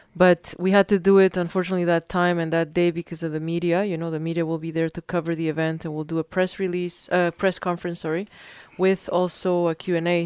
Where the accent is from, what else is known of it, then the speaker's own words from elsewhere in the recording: Peru; moved away; I grew up in Peru